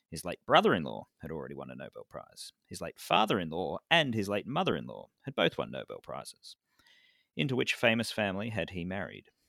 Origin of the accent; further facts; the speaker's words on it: Victoria, Australia; my home state of Victoria